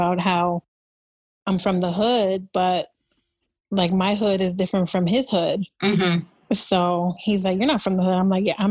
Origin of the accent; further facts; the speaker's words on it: Chicago, Illinois, United States; I am from the South Side of Chicago.